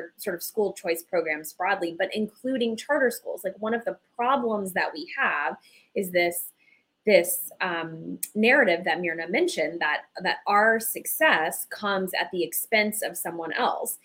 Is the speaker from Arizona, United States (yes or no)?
yes; Arizona, United States; I'm from Arizona